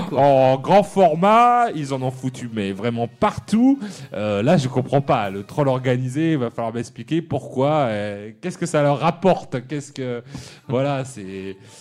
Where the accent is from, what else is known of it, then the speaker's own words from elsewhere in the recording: France; chez nous, en France